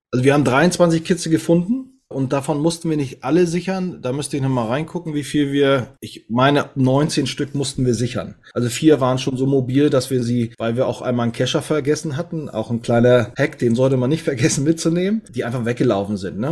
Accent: Northern Germany, Germany; bin Norddeutscher

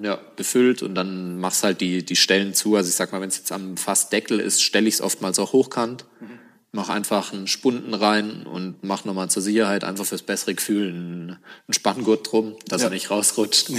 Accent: Germany; als Deutscher in Panama die Distille hochzuziehen

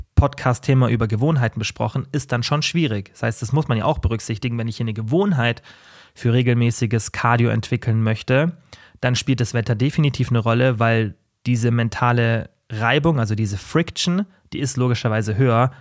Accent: Germany; Bei uns in Deutschland

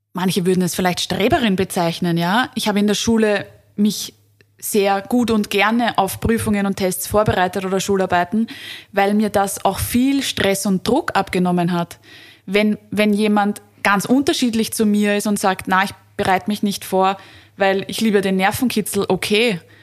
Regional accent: Vienna, Austria; bei uns in Wien und Umgebung

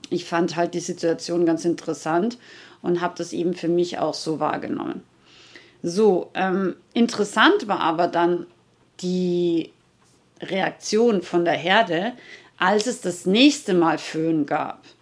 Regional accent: Rauris, Salzburg, Austria; ich komme ja aus Österreich, aus den schönen österreichischen Bergen, Nationalpark Hohe Tauern in Rauris, also Salzburger Gebirge.

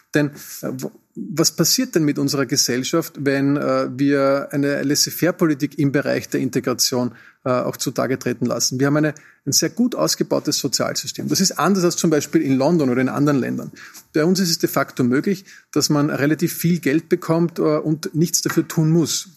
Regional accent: Austria; Wir als Österreicher

